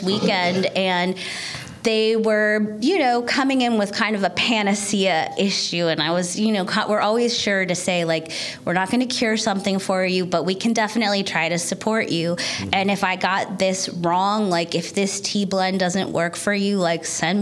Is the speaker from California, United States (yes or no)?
yes; Northern California, United States; moved away as an adult; also born or lived in Seattle; now in Baltimore, United States; I was born and raised in Northern California, and then college in Seattle, and then straight over from Seattle to Baltimore